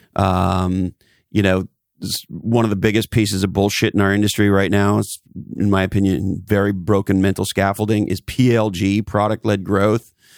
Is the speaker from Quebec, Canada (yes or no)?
yes; Montreal, Quebec, Canada; as a Canadian, I grew up in Montreal and, uh, loved the Montreal Canadiens as a kid